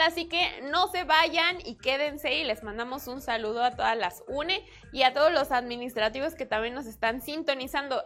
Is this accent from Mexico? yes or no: yes; Mexico; soy mexicana